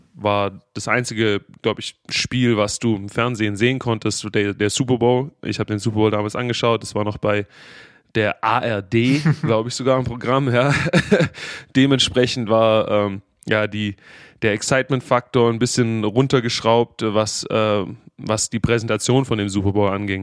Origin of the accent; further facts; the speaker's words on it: Stuttgart, Baden-Württemberg, Germany; accent: Swabian; also born or lived in Jacksonville, Florida; now in United States; ich bin in Stuttgart geboren, äh, in Stuttgart aufgewachsen